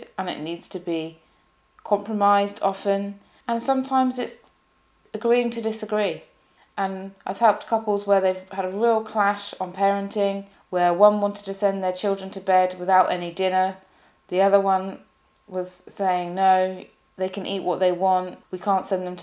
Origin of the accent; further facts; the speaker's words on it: UK / English, England, United Kingdom; The UK, from the UK, and as an English person